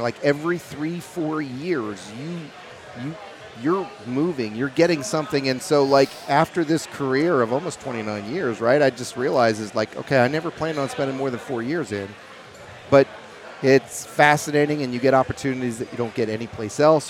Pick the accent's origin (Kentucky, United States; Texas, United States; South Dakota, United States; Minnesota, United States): Kentucky, United States; Louisville; I'm originally from Kentucky, and that's where I met my uh, my partner John in the distillery. You know, we were both Louisville boys